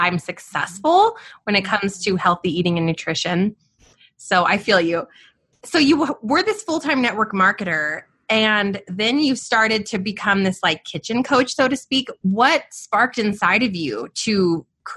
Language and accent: English; Albuquerque, New Mexico, United States; I'm born and raised in Albuquerque, New Mexico, outside of the city right here.